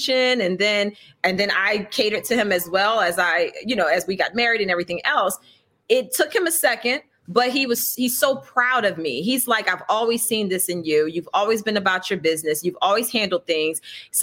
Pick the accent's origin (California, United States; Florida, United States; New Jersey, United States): New Jersey, United States; Atlantic City; I'm from New Jersey, Atlantic City